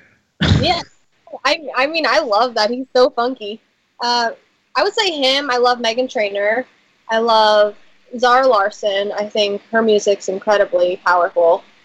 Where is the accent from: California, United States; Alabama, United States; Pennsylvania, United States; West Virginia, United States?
Pennsylvania, United States; Philadelphia; I'm from Philadelphia.